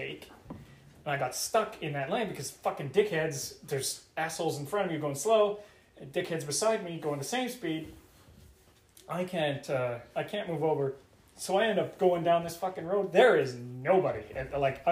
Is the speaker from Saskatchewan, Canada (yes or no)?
yes; Regina, Saskatchewan, Canada; moved away; I've been to Regina lots. I love it. It's my hometown where I was born.